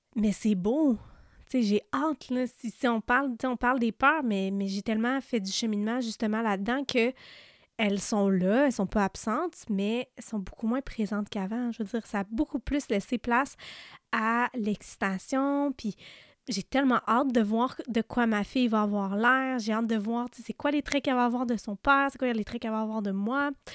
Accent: Témiscamingue, Quebec, Canada; on vient d'une petite région, là, euh, je viens du Témiscamingue, puis, tu sais, tout le monde se connaît dans cette région-là

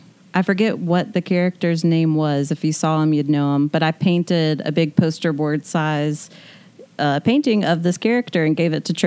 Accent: Hoover, Alabama, United States; born or raised there; also born or lived in Tuscaloosa

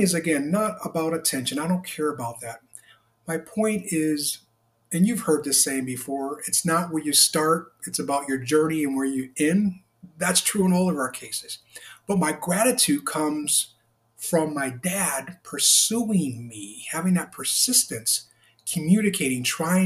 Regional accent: Hartford, Connecticut, United States; I was born on December 9th, 1967 in Hartford, Connecticut

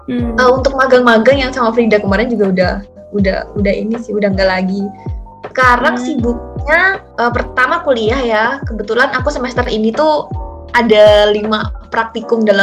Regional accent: Wonogiri, Central Java, Indonesia; Iya, kenalin … aku dari Wonogiri, dari jurusan Teknologi Rekayasa Otomasi, Undip

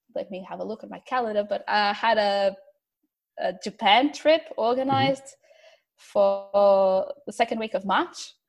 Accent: Porto, Norte, Portugal; now in Melbourne, Australia; I'm originally from Porto, Portugal

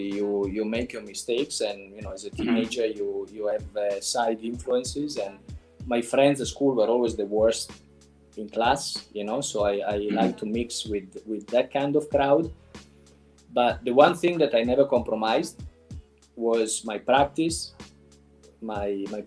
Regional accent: Reggio Emilia, Emilia-Romagna, Italy; now in California, United States; I was born in Italy, obviously, and in a small city. The name is Reggio Emilia

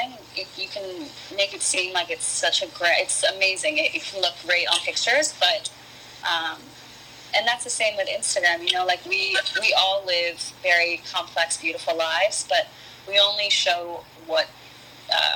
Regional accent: East Coast, United States; moved away as an adult; I grew up on the East Coast

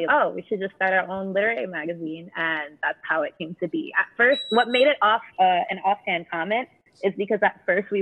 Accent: Jamaica; we're all Jamaican

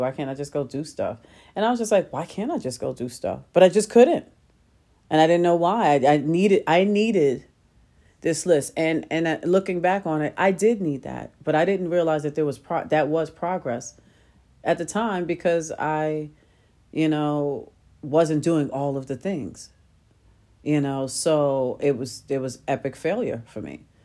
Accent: New York City, New York, United States; I grew up in Queens

